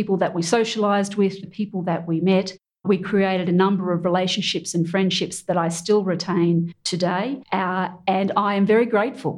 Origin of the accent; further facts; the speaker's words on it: Australia; as an Australian